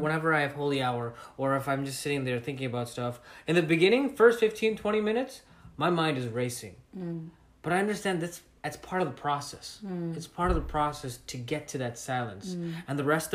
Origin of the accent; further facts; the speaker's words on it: Chicago, Illinois, United States; now in Florida, United States; I'm originally from Chicago, and I moved here to Florida.